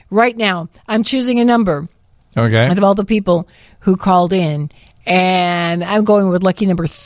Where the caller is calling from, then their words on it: Tinley Park, Illinois, United States; I'm calling from Tinley Park.